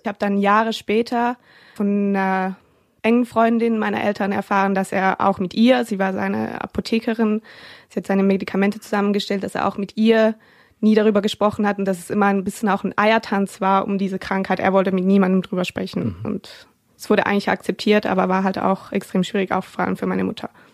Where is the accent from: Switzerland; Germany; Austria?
Switzerland; Ich komme ja aus der Schweiz